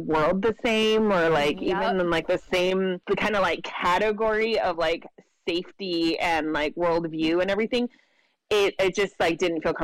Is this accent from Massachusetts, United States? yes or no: no; Imperial County, California, United States; now in San Diego, United States; I'm originally from Imperial County, which is like the desert, rural desert area in California